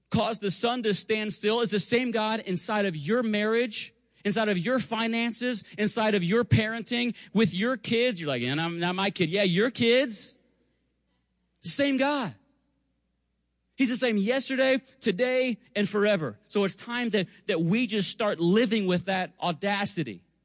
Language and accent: English; Spring Hill, Kansas, United States; I grew up in Spring Hill, Kansas.